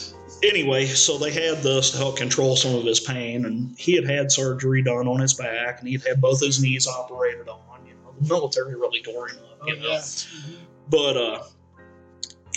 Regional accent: St. Louis, Missouri, United States; also born or lived in Arnold, Missouri; I grew up in St. Louis. When I was a young teenager, we moved to Arnold, which is south of St. Louis

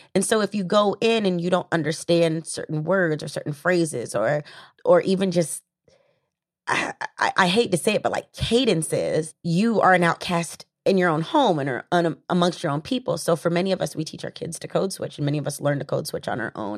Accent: the South, United States; I'm from the South

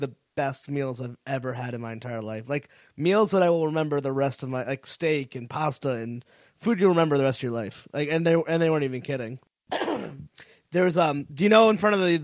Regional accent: Connecticut, United States; moved away; I was from Connecticut

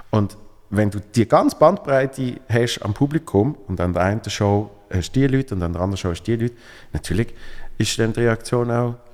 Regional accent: Switzerland; now in Berlin, Germany; Ich bin hier in Berlin, wow, als Schweizer in Berlin

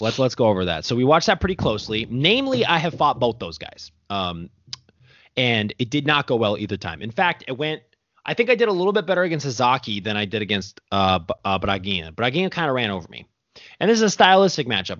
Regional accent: United States; I'm over here born and raised in America

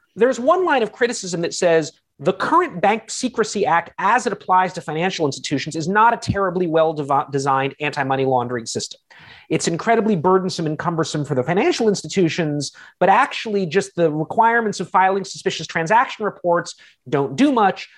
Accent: United States; as an American myself

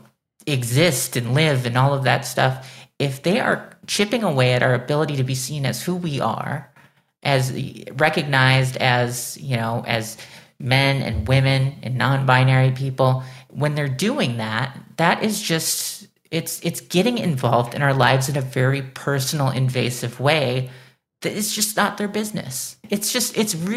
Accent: Illinois, United States; I was born in Illinois, I was raised in Illinois, I live in Chicago

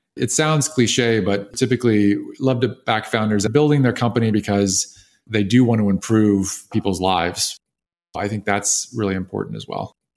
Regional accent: Austin, Texas, United States; moved away as an adult; also born or lived in North Carolina; now in California, United States; I grew up in Austin, Texas

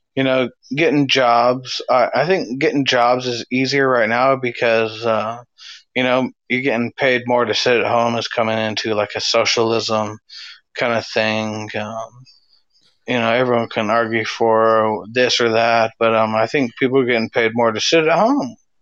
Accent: California, United States; I was raised in California

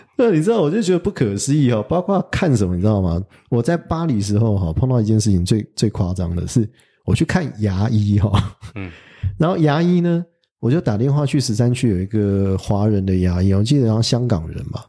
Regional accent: Taiwan; moved away as an adult; also born or lived in Paris, France; 我们台湾人是很随性嘛

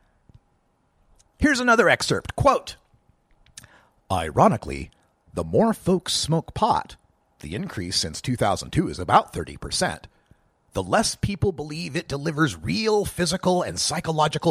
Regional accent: Idaho, United States; moved away; I still get the paper from my, or the feed, I should say, from my hometown birthplace newspaper there.

